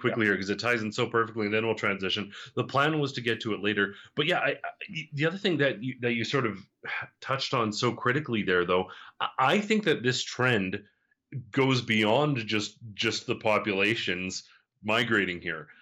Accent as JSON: {"language": "English", "town": "Calgary", "region": "Alberta", "country": "Canada", "tie": "born or raised there", "said": "Calgary, Alberta, Canada, in fact, but particularly my hometown"}